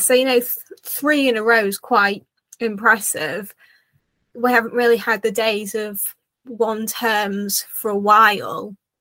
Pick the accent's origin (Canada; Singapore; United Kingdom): United Kingdom; as a Brit